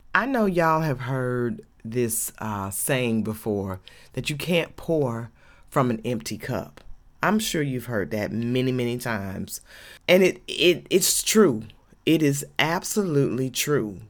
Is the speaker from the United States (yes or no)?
yes; Georgia, United States